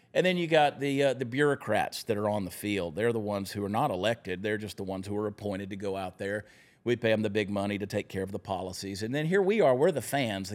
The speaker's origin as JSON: {"language": "English", "town": "Augusta", "region": "Georgia", "country": "United States", "tie": "born or raised there", "also_born_or_lived": "New Jersey", "said": "I was born in New Jersey. That's where my mother was when she went into labor. And I'm not from New Jersey. I just happened to be born there. I grew up in Augusta, Georgia"}